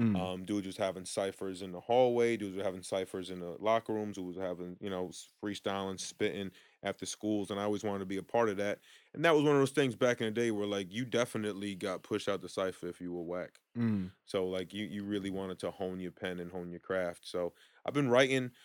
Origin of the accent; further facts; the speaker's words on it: Uniondale, New York, United States; I'm from Long Island, New York, Uniondale